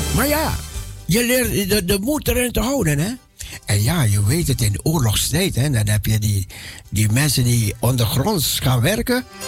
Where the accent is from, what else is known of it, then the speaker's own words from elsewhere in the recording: Netherlands; mijn paspoort dat ik uit Nederland kwam